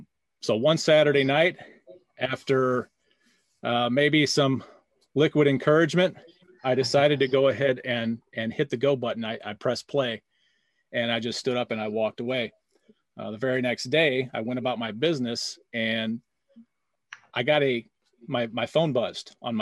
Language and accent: English; St. Louis, Missouri, United States; I'm from St. Louis, Missouri.